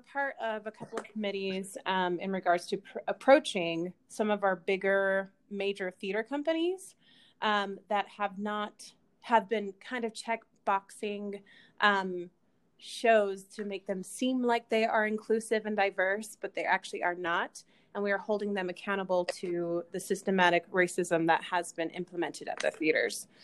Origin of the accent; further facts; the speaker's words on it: Kaysville, Utah, United States; also born or lived in California; most of my life, I grew up in Kaysville, Utah.